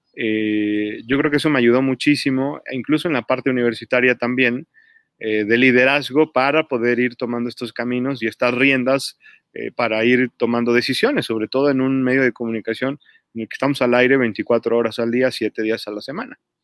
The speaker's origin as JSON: {"language": "Spanish", "region": "Mexico City", "country": "Mexico", "also_born_or_lived": "Puebla", "moved": "yes", "said": "yo viví 10 años en Puebla, eh, pero yo originalmente soy de la Ciudad de México"}